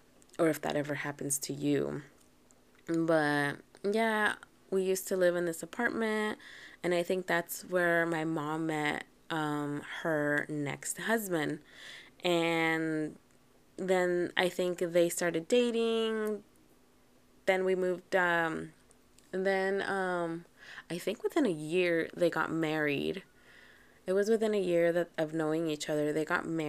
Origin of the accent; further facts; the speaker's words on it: Anaheim, California, United States; also born or lived in Riverside / Mexico; I grew up in Orange County, and a little bit in Riverside, and a little bit in Mexico, so I grew up in many, many places, mostly in Anaheim, Orange County.